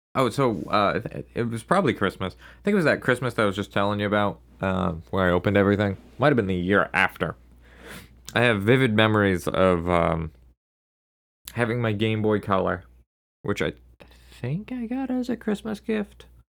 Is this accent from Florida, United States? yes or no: no; Maine, United States; my home state of Maine